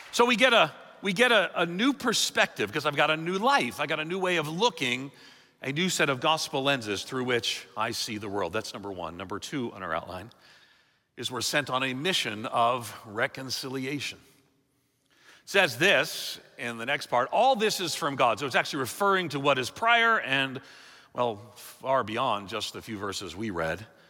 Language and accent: English; New York City, New York, United States; moved away as an adult; now in Chicago, United States; I'm from New York City